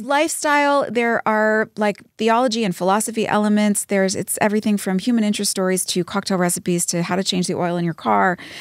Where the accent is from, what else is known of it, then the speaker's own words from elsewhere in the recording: Dallas, Texas, United States; moved away; also born or lived in New Jersey; I grew up in Dallas until I went to New Jersey